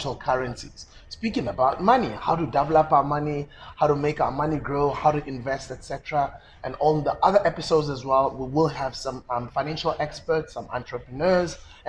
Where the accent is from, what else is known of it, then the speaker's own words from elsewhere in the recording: South Africa; Being an ordinary South African growing up in South Africa.